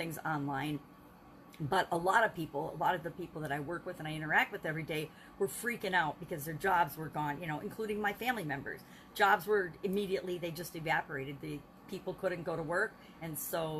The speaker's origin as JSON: {"language": "English", "region": "Wisconsin", "country": "United States", "said": "my home state of Wisconsin"}